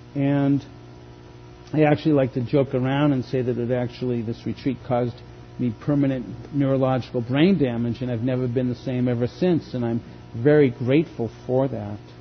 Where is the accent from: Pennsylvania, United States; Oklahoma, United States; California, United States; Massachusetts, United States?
Massachusetts, United States; Boston; born or raised there; moved away